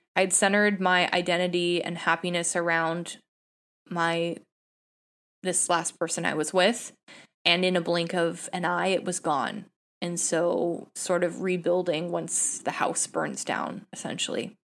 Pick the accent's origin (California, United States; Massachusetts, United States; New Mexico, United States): California, United States; San Jose; I'm a Bay Area native. I was born and raised in San Jose